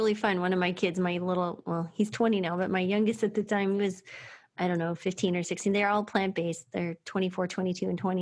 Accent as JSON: {"language": "English", "region": "New Mexico", "country": "United States", "tie": "born or raised there", "said": "I grew up in New Mexico"}